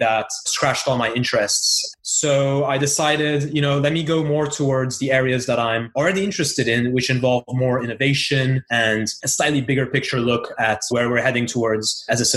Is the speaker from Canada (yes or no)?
no; Brussels, Brussels-Capital Region, Belgium; moved away; also born or lived in Istanbul, Turkey; I am originally from Brussels, but my family is also has a background from Istanbul and Turkey.